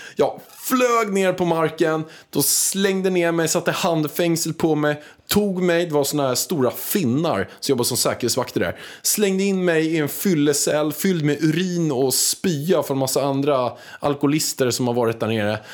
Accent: Stockholm, Stockholm County, Sweden; jag var från Stockholm

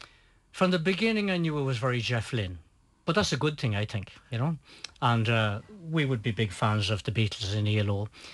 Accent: Ulster, Ireland; We're from Donegal, after all.

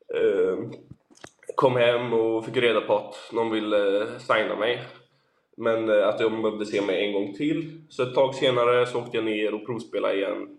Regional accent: Sweden; now in Portugal; hemma i Sverige

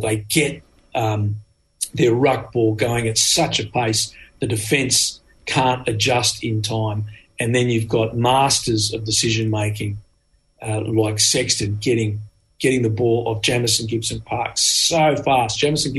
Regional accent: Australia; as an Australian, I played a lot of rugby in hot weather

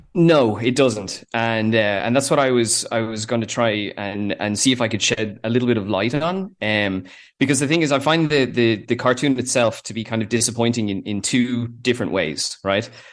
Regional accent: Ireland; they are Irish the way we are

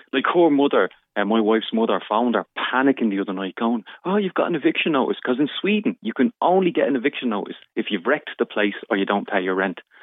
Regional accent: Dublin, Leinster, Ireland; also born or lived in Crumlin, Dublin; I'm originally from Fatima Mansions Flats, which is in the Dublin area. Uh, and then my parents moved up to Crumlin.

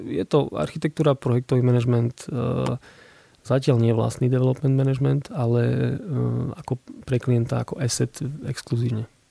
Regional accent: Košice, Košice Region, Slovakia; som z Košic, tak ja tam mám kopec pekných spomienok aj miest, kde sa rád vraciam

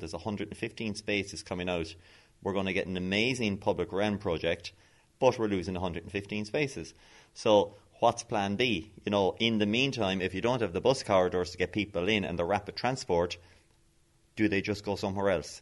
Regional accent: Westport, Connacht, Ireland; moved away as an adult; now in Cork, Ireland; I'm a Mayo man. I'm from Westport, probably probably the nicest town in Ireland

